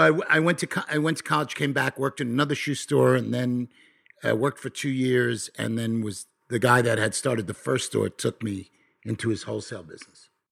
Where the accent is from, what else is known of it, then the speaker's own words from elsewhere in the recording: Nassau County, New York, United States; I come from New York. I come from a, a, a place, uh, in Na, called Nassau County, in Nassau County